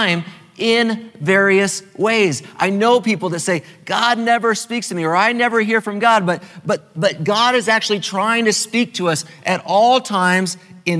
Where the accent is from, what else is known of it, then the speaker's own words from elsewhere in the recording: California, United States; now in Maryland, United States; as a Californian, originally a Californian, I'm a Marylander now, but originally a Californian